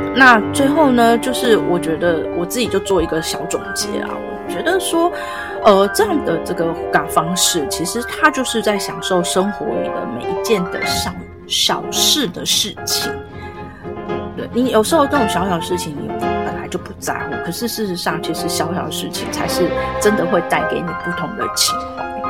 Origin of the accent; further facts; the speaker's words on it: Taiwan; 我们就是台湾这边的